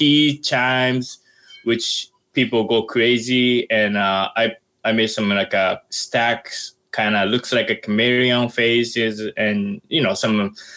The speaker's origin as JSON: {"language": "English", "town": "Sasebo", "region": "Nagasaki", "country": "Japan", "tie": "born or raised there", "also_born_or_lived": "Boston, United States", "second_language": "English", "moved": "as an adult", "lives_now": "New York City, United States", "said": "my hometown is Nagasaki, and called the Sasebo City"}